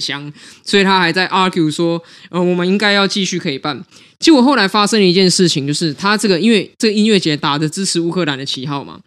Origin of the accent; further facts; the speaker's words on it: Taiwan; 我们都是台湾人